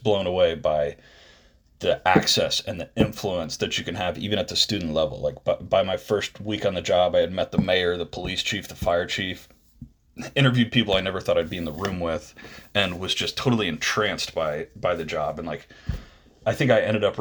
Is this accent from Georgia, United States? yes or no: yes; Georgia, United States; I was from Georgia